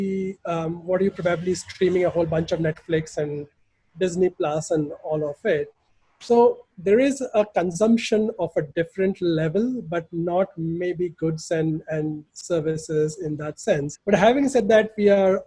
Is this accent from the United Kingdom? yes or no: no; Ahmedabad, Gujarat, India; growing up in Ahmedabad